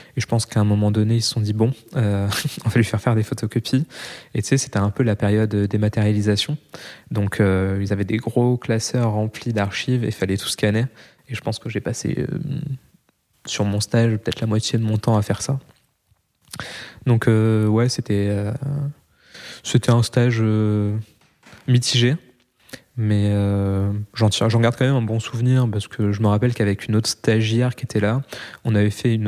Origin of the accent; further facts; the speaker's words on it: Roquebrune-Cap-Martin, Provence-Alpes-Côte d'Azur, France; also born or lived in Val-de-Marne, Île-de-France; je suis né en région parisienne, dans le 94, mais quand j'avais un mois, mes parents ont directement déménagé dans le sud de la France.